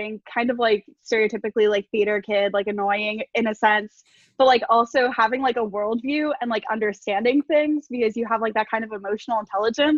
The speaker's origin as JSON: {"language": "English", "town": "Miami", "region": "Florida", "country": "United States", "moved": "as an adult", "lives_now": "New Orleans, United States", "said": "I'm from Miami."}